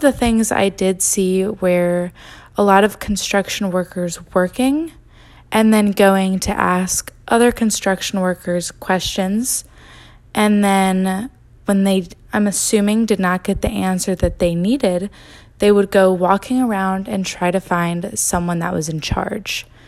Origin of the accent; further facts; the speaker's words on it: Greenville, North Carolina, United States; my hometown, which is Greenville, North Carolina, and eastern part of it